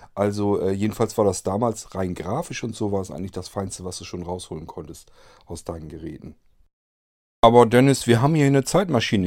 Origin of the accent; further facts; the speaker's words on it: Germany; bei uns in Deutschland